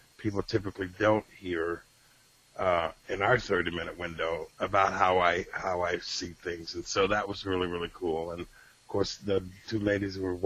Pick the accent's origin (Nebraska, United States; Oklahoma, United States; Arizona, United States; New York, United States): New York, United States; Rochester; moved away; my hometown of Rochester, New York